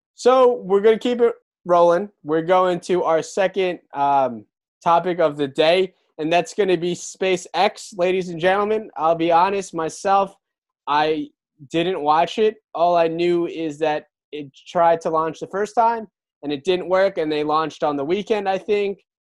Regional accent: Brick, New Jersey, United States; in Brick, New Jersey, in my hometown

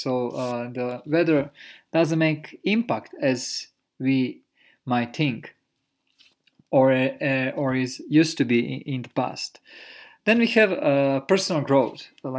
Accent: Croatia; born there; So when I was young, I was born in Europe, in Croatia.

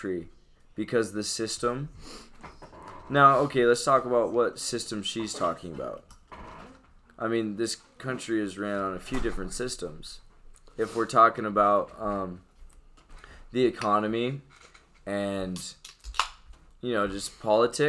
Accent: Overton, Nebraska, United States; I'm from Overton

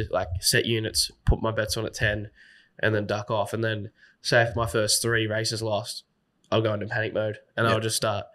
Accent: Sydney, New South Wales, Australia; I'm from Sydney

